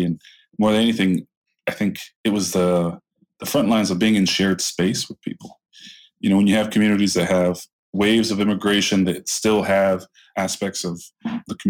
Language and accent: English; Lorain, Ohio, United States; my hometown, city like Lorain, Ohio